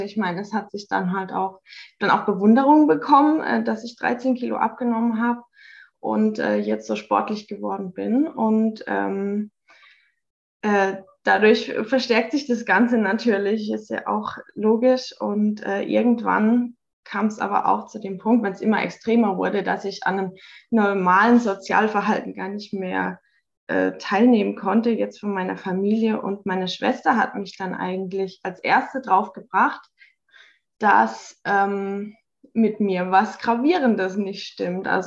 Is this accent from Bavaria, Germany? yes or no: no; Hockenheim, Baden-Württemberg, Germany; ich bin 33, komme aus Hockenheim.